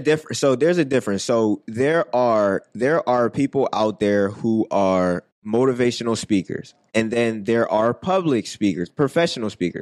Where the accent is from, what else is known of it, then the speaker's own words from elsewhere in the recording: Philadelphia, Pennsylvania, United States; growing up in West Philly